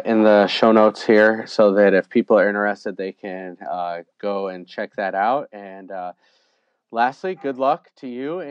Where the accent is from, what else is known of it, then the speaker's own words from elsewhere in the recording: Colorado, United States; moved away; growing up in Colorado